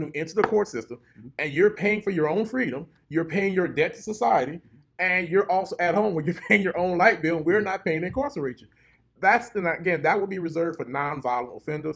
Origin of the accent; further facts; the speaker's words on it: Lafayette, Louisiana, United States; I'm actually from the Lafayette area, I was born, literally born in Truman, Martin Luther King Drive. When I was born there, it was 228 Lillian Street. So this is my home for me